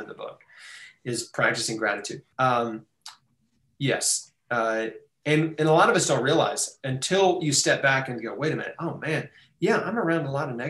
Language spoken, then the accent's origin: English; United States; As an American